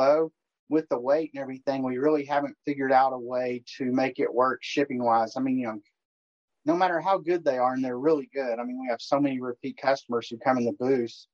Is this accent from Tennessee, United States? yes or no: yes; Knoxville, Tennessee, United States; I grew up in Knoxville